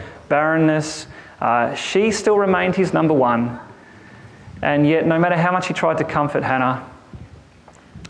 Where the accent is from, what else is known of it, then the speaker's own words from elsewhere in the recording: Boort, Victoria, Australia; I come from a place called Bort